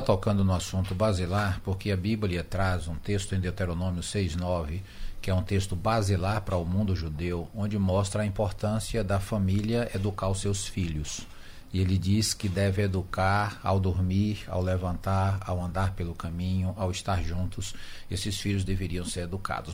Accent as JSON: {"language": "Portuguese", "region": "Northeast Region", "country": "Brazil", "said": "como nascemos no Ocidente, no Brasil, Brasil e no Nordeste, nós aprendemos a pensar como nordestinos, brasileiros e ocidentais."}